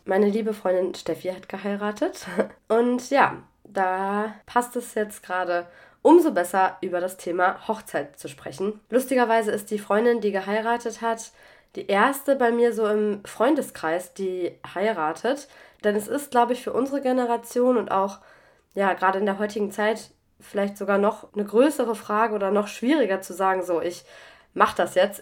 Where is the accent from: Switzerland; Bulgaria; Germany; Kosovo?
Germany; also born or lived in Mannheim; now in France; auch wenn es jetzt mein Heimatland ist